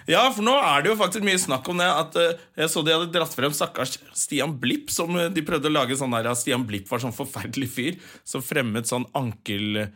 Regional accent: Finnmark, Norway; Vi er jo fra Finnmark

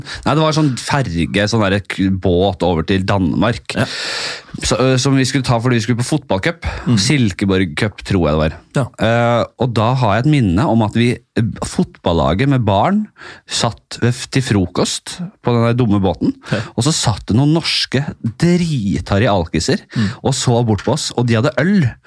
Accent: Bærum, Akershus, Norway; Jeg er fra Bærum

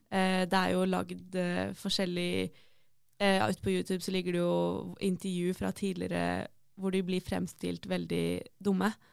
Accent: Hvaler, Østfold, Norway; also born or lived in Fredrikstad; egentlig så er jeg fra Hvaler.

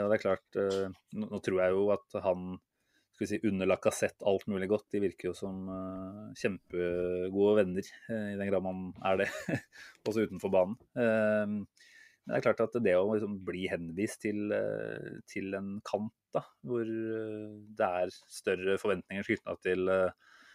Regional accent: Norway; som nordmann

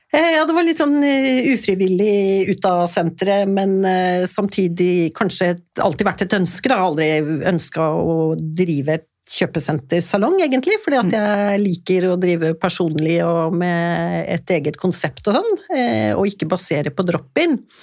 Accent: Stockholm, Stockholm County, Sweden; moved away; jeg vokste opp i Stockholm

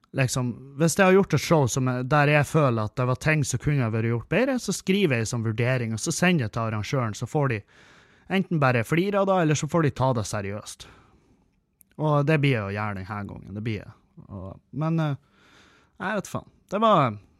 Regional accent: Bodø, Nordland, Norway; jeg er fra Bodø. Jeg bor i Bodø

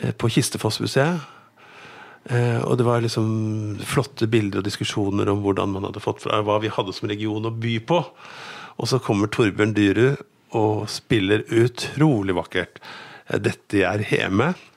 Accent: Lillestrøm, Akershus, Norway; now in Gjøvik, Norway; jeg kommer fra Lillestrøm

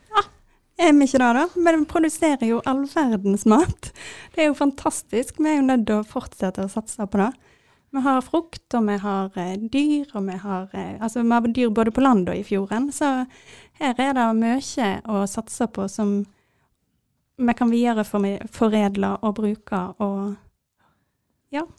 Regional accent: Jondal, Vestland, Norway; jeg er fra Jondal

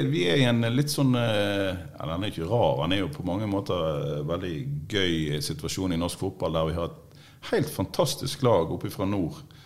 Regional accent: Trøndelag, Norway; på Stridelandet, der jeg kommer fra i Trøndelag

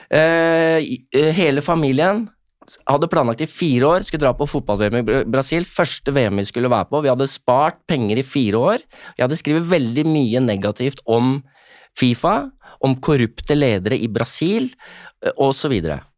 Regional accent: Norway; altså jeg som nordmann opplever jo ikke fæle ting, ikke sant?

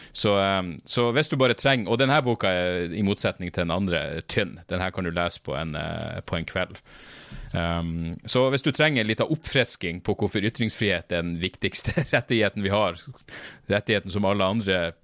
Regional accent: Narvik, Nordland, Norway; accent: Northern Norwegian; now in Oslo, Norway; jeg kom meg bort fra Narvik

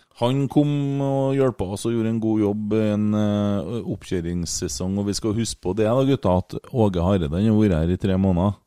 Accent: Trøndelag, Norway; Vi er jo trøndere

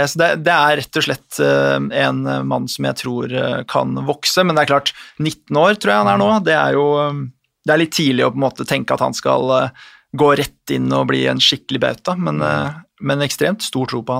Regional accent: Bondy, Île-de-France, France; er fra, er fra Bondi, da, samme sted som Kylian Mbappé, så det, det, gror godt. Det gror godt der.

